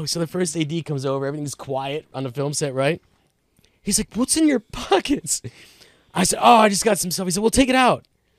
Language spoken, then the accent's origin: English; Howell, New Jersey, United States; But I'm like, I'm right from Howell.